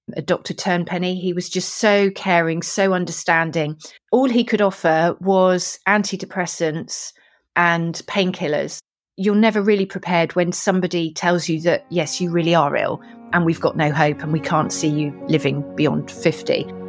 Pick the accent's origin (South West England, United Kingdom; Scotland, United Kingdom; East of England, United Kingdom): South West England, United Kingdom; Weymouth; I was born in Weymouth, Dorset, so I'm a Dorset girl as a child